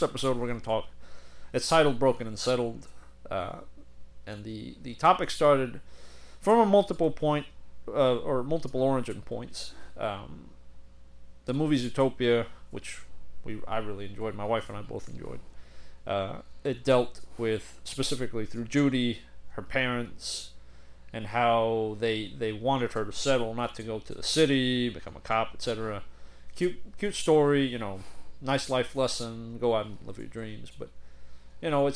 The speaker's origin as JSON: {"language": "English", "country": "Puerto Rico", "moved": "yes", "said": "I am originally from Puerto Rico"}